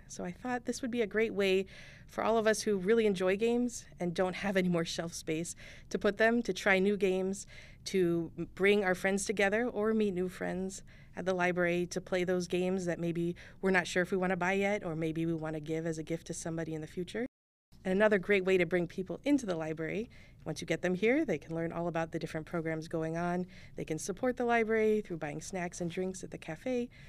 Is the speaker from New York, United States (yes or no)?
no; Chandler, Arizona, United States; moved away; also born or lived in Northwest; I grew up in Chandler. I'm back in Chandler after a hiatus in the Northwest